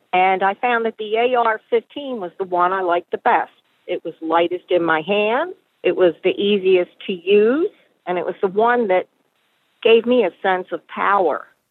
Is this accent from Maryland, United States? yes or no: yes; Baltimore, Maryland, United States; moved away as an adult; now in East Tennessee, United States; I'm originally from Baltimore, Maryland, and I moved to East Tennessee about five years ago